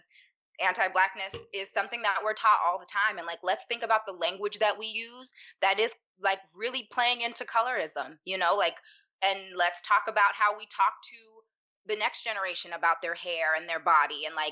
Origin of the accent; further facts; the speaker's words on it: Pittsburgh, Pennsylvania, United States; I'm from Pittsburgh, Pennsylvania. And I grew up around maybe 4 Black people